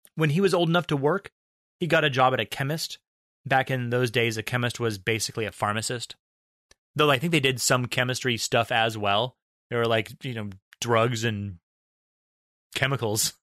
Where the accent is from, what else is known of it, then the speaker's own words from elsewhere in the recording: United States; we're American